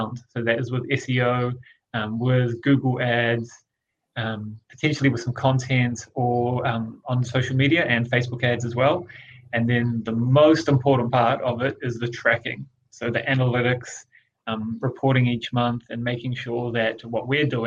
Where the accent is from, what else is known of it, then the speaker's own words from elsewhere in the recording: Rotorua, Bay of Plenty, New Zealand; a startup business in Rotorua, in my hometown